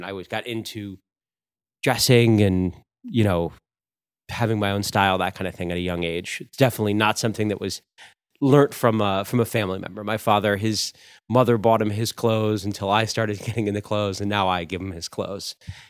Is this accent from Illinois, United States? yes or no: no; New York, United States; also born or lived in New Hampshire; But my family's from New York. So we grew up in New York a lot. I still have the most family members here in Queens or the Bronx or around